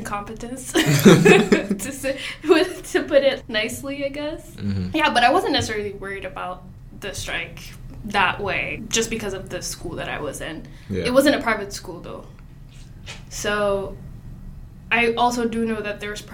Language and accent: English; Lagos, Nigeria; moved away as an adult; now in Sioux Falls, United States; I'm also from Lagos, Nigeria